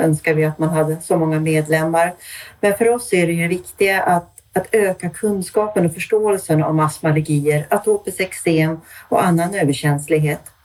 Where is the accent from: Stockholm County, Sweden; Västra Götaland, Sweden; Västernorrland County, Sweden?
Stockholm County, Sweden; Stockholm; also born or lived in Austria; now in Örnsköldsvik, Sweden; Jag kommer ursprungligen från Stockholm men är nu boende sedan många år uppe i Örnsköldsvik